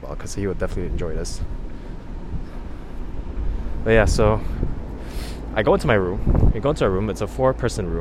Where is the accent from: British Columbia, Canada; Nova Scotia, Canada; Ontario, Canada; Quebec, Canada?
Quebec, Canada; Montreal; we're from Montreal.